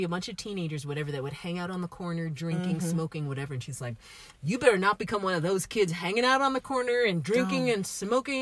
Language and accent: English; New York, United States; I grew up in New York